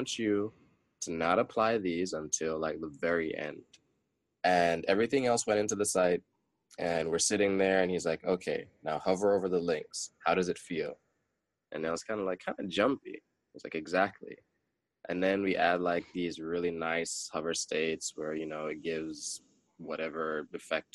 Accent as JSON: {"language": "English", "country": "Jamaica", "tie": "born or raised there", "said": "growing up being a Jamaican"}